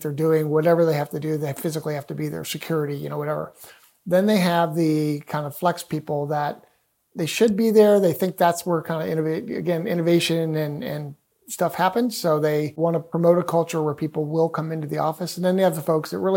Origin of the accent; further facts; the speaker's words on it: Cleveland, Ohio, United States; I'm from Cleveland, Ohio